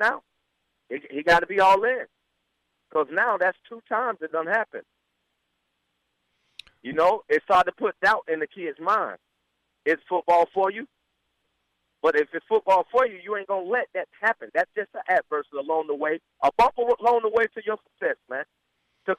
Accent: Florida, United States; I'm from Florida

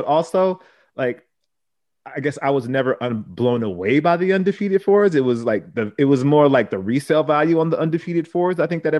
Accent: Los Angeles, California, United States; I'm from Pacoima

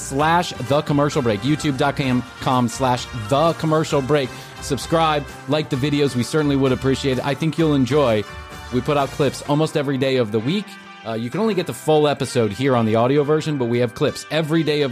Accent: Chicago, Illinois, United States; I grew up in Chicago

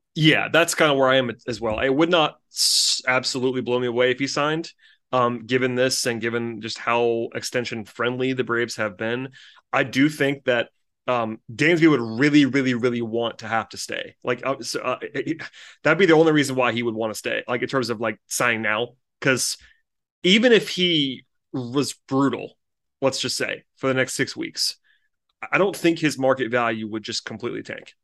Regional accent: Gwinnett County, Georgia, United States; I grew up in Gwinnett County

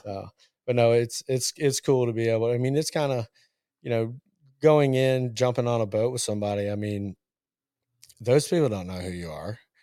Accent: Richmond, Virginia, United States; moved away as an adult; also born or lived in Murray, Kentucky / Columbia, South Carolina / Kentucky; born in Murray, Kentucky. I was raised in Richmond, Virginia.

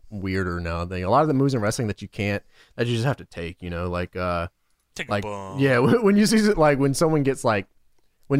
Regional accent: the South, United States; I'm from the South

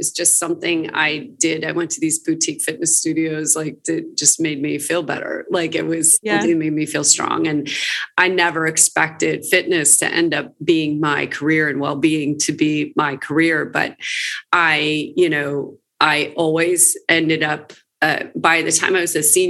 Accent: Princeton, New Jersey, United States; moved away as an adult; also born or lived in New York City; now in Los Angeles, United States; I'm originally from around the Princeton area in New Jersey.

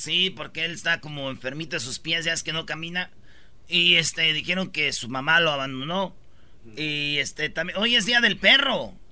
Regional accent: Mexico; now in United States

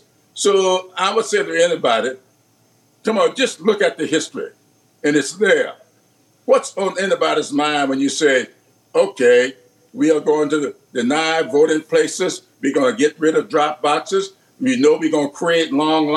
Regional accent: the South, United States; I grew up in the South, yes, but I grew up in a parsonage

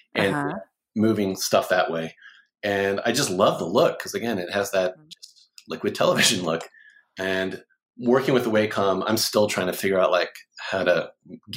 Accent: Oklahoma City, Oklahoma, United States; I'm from Oklahoma City

